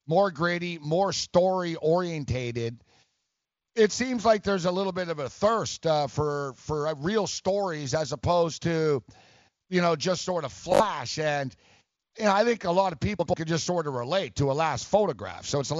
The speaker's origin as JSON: {"language": "English", "town": "Montreal", "region": "Quebec", "country": "Canada", "moved": "yes", "said": "I'm from Montreal, and I went to school"}